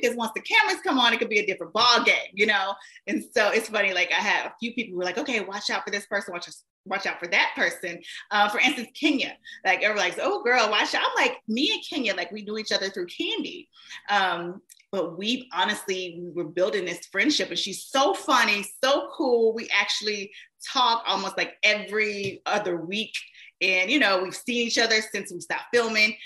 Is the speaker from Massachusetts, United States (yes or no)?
no; Shreveport, Louisiana, United States; I was actually a radio personality in my hometown, of um, Shreveport, Louisiana.